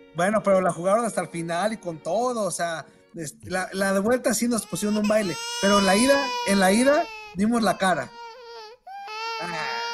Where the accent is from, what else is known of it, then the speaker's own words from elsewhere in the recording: Mexico; soy mexicano